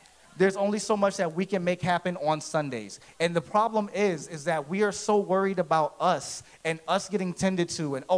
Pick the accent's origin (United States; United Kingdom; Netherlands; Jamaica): United States; Philadelphia, Pennsylvania; I grew up in Philadelphia. That's where I'm originally from.